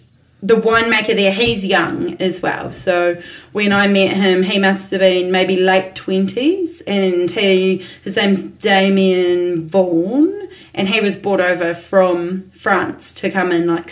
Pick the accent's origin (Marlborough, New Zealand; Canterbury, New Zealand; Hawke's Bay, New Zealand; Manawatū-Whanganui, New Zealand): Marlborough, New Zealand; I'm only from Marlborough